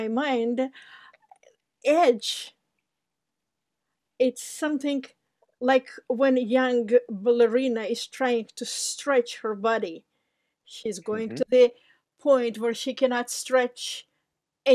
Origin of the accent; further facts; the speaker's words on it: Georgia; moved away; I'm from Republic of Georgia